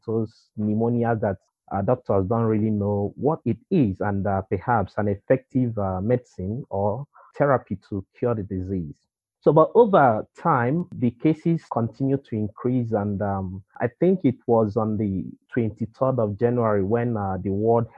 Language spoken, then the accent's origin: English; Nigeria; moved away as an adult; now in Shanghai, China; I'm a Nigerian. My early career in teaching and lecturing started actually in Nigeria. But over the years, I've moved to China